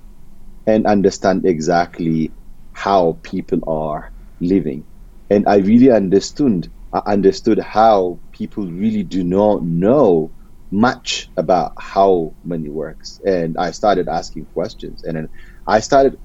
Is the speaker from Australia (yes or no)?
no; Ethiopia; moved away as an adult; now in United States; I'm originally from Ethiopia.